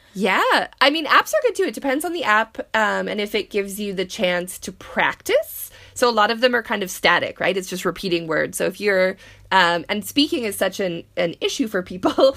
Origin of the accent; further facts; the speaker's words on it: Canada; being Canadian, we all learned French